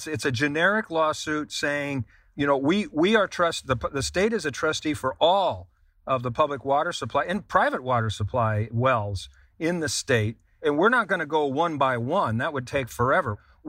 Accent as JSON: {"language": "English", "region": "Vermont", "country": "United States", "tie": "born or raised there", "said": "Vermont, my home state of Vermont, had this problem in an area of southern Vermont around Bennington, Vermont."}